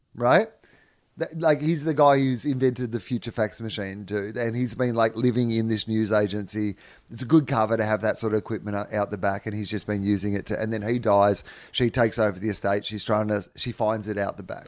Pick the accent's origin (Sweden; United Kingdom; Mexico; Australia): Australia; I'm a white Australian, so chances are there's some Irish in there somewhere